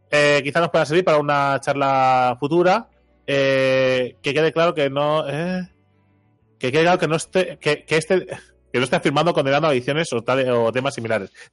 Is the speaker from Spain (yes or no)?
yes; Catalonia, Spain; Bueno, yo digo papel porque soy catalán y se escribe igual.